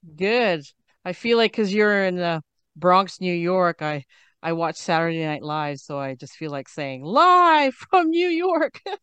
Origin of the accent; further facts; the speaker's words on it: Canada; I'm from Canada.